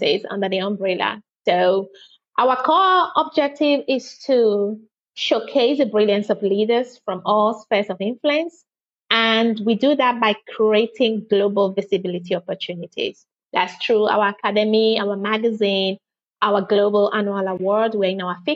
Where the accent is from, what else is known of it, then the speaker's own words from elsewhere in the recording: Nigeria; now in United Kingdom; I'm a Nigerian by birth and British by marriage